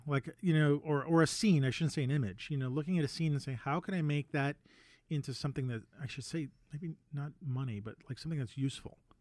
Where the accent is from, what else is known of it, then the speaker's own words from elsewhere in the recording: New York City, New York, United States; I grew up in Manhattan